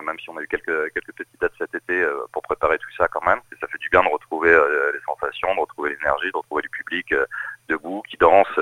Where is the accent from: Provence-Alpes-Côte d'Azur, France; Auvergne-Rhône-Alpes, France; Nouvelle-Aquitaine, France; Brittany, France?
Brittany, France; Saint-Brieuc; also born or lived in Rennes; je, ne suis pas né en Bretagne, mais j'ai grandi en Bretagne, à Saint-Brieuc